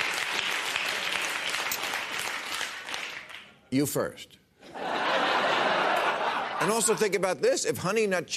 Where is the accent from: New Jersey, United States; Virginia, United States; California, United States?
New Jersey, United States; New Jersey, my home state